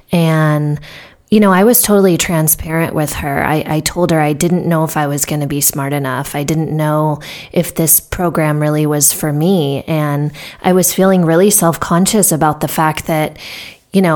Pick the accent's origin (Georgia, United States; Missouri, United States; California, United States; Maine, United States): California, United States; Southern; I grew up in Southern California